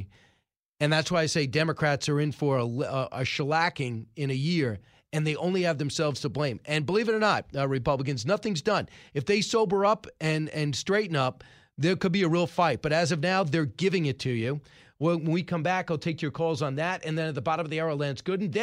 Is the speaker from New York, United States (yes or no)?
yes; New York, United States; I grew up in New York, no one carries a gun here